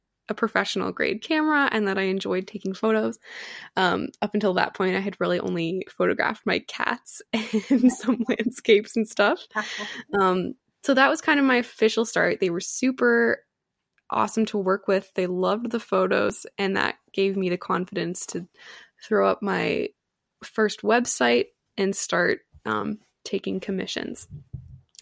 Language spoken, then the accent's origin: English; Canada; I'm from Canada